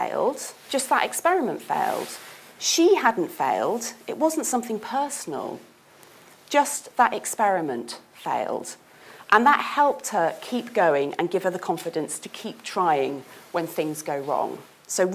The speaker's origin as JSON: {"language": "English", "country": "United Kingdom", "said": "I am British after all"}